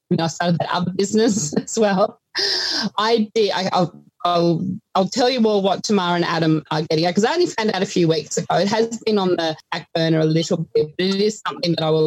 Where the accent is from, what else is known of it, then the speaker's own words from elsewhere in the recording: New England, New South Wales, Australia; moved away as an adult; also born or lived in Armidale / Gatton, Queensland; now in Toowoomba, Australia; I grew up in New England. So I grew up in a little, well, not even a town, on a sheep and cattle property between Armidale and Tamworth, New South Wales.